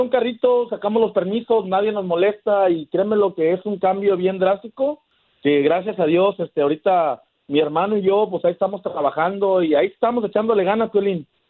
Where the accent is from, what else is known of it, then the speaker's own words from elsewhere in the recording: Tala, Jalisco, Mexico; now in San José, United States; yo vine de Tala, Jalisco, y pues nosotros venimos de una familia humilde que nos criamos en el campo cortando caña